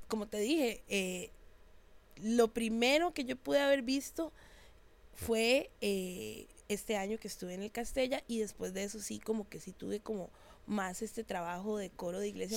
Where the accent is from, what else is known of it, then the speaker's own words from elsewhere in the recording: San José, Costa Rica; Yo soy de Barrio México, San José. Eso es así en el puro centro.